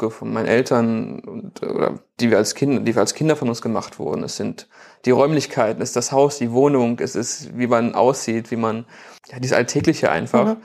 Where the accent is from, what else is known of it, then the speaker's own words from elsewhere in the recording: Bielefeld, North Rhine-Westphalia, Germany; ich bin aufgewachsen in der Nähe des Oetker-Parks, deswegen habe ich auch eben den Oetker-Park genannt.